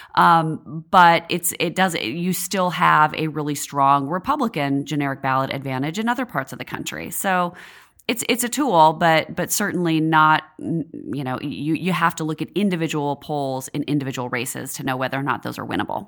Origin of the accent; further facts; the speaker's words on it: Washington, United States; moved away as an adult; now in Washington, D.C., United States; I worked on a house race in my home state of Washington State, um, when I was still in college.